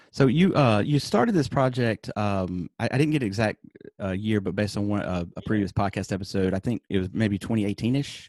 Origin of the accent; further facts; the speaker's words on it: Alabama, United States; moved away; I'm from Alabama originally